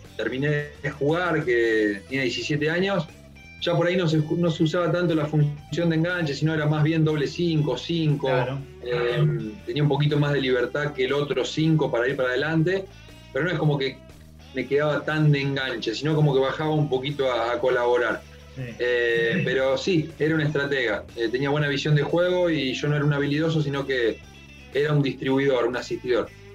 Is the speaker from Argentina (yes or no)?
yes; Las Parejas, Santa Fe, Argentina; yo soy de Las Parejas